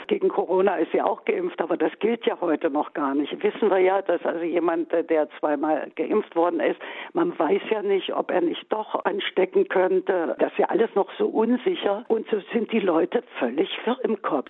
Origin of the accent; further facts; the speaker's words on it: East Germany, Germany; zu DDR-Zeiten nicht anders. Ich erinnere mich, da war ich vielleicht 17 oder 18 noch in der Schule, Oberschule